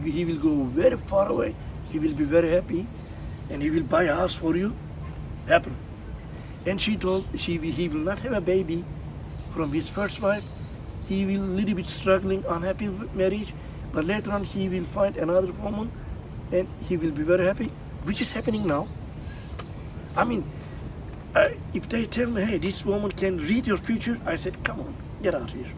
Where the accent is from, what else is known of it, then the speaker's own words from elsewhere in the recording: Tekirdağ, Turkey; English is a second language; moved away as an adult; also born or lived in Philippines; now in Japan; my hometown of Tekirdağ, which is I'm from, Tekirdağ is near the Greek